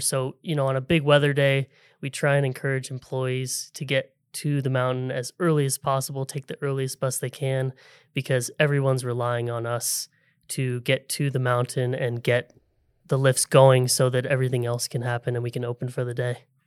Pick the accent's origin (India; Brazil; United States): United States; Seattle, Washington; I grew up in the Seattle area